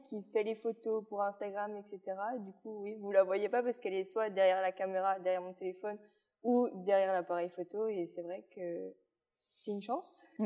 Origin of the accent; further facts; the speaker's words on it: Luxembourg Province, Wallonia, Belgium; also born or lived in Liège, Belgium; je viens de Belgique. Oui. En plus, euh, vers la province du Luxembourg, donc vraiment en bas de la Belgique